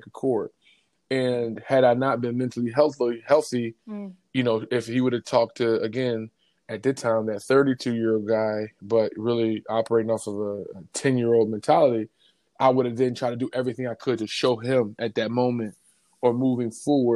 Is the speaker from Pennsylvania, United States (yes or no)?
yes; Philadelphia, Pennsylvania, United States; I grew up in Philly